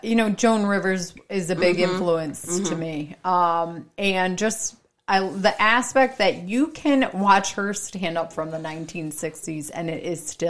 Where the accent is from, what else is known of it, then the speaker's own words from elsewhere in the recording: Warren, Michigan, United States; also born or lived in Sterling Heights, Michigan; I grew up in Warren. I grew up in Warren, Sterling Heights.